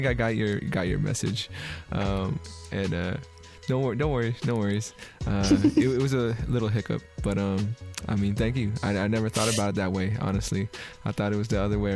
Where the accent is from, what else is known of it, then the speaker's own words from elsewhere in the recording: San Francisco, California, United States; I'm from San Francisco, and, you know, California is very liberal and very, very, like, be you, do you